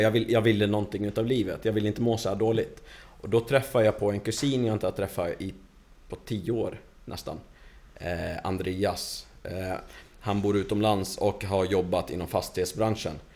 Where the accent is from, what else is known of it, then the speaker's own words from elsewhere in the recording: Stockholm, Stockholm County, Sweden; also born or lived in Lebanon / Hofors; now in Falun, Sweden; där jag växte upp, i Stockholm, i förorten.